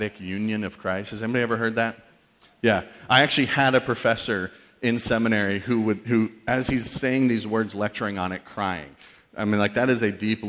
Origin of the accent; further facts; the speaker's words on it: New England, United States; also born or lived in Missouri; I'm from New England, went to college in Missouri